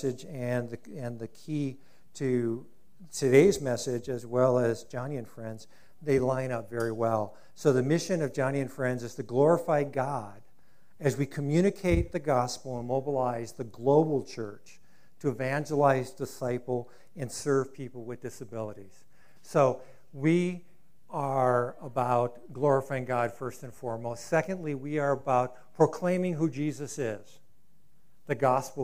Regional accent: Rio Rancho, New Mexico, United States; So this is, you know, my hometown in some regards

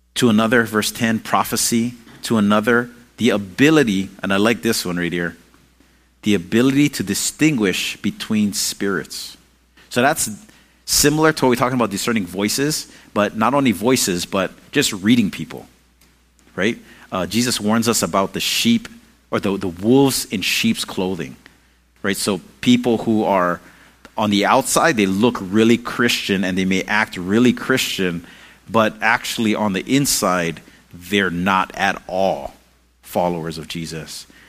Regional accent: Hawaii, United States; I'm Hawaiian

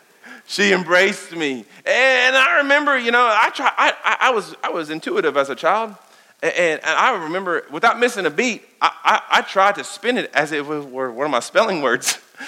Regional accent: Danville, Kentucky, United States; I grew up here in Danville, Kentucky

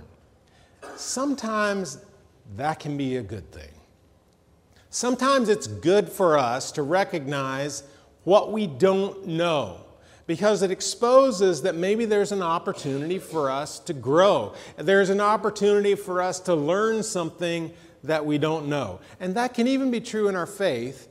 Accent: Atlanta, Georgia, United States; as a kid, I grew up in Atlanta

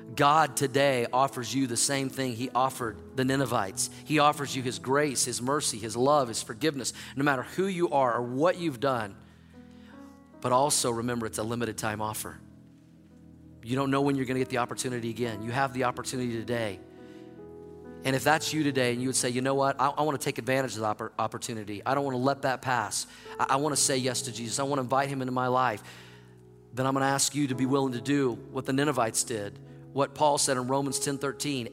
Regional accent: Oklahoma, United States; moved away as an adult; also born or lived in Missouri; now in Denver, United States; I grew up in Oklahoma

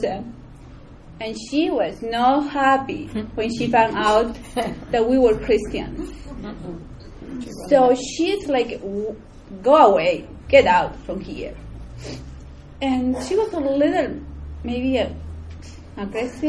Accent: Peru; moved away; I was born in Peru.

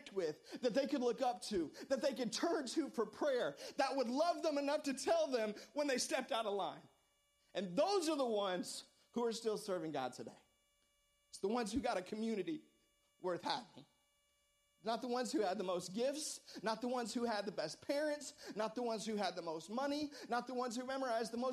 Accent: United States; I was born in America.

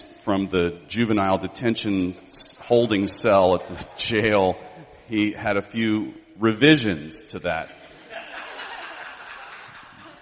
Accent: Houston, Texas, United States; I grew up in Houston

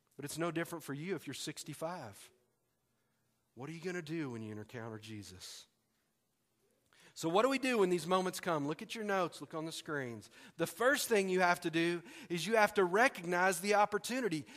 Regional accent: Tyler, Texas, United States; moved away as an adult; now in Arkansas, United States; Tyler, Texas, which is my hometown

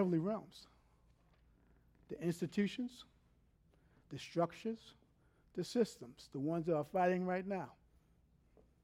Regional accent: New York City, New York, United States; now in Texas, United States; I grew up in New York City.

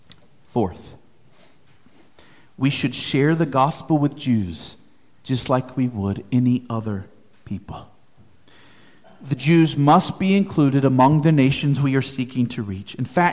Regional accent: United States

